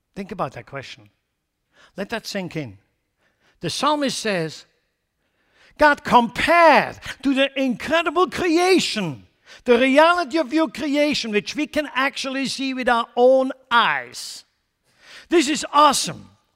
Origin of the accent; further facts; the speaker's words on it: Lucerne, Switzerland; moved away; in Lucerne, my hometown